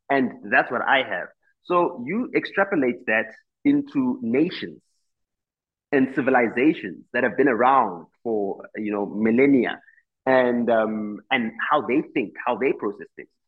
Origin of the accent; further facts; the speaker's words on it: South Africa; first language Xitsonga; English is a second language; I am not fluent in my mother tongue, which is Xitsonga